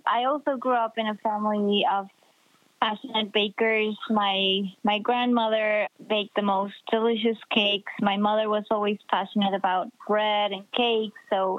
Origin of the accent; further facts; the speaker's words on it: Mexico City, Mexico; now in Chicago, United States; I was born and raised in Mexico City.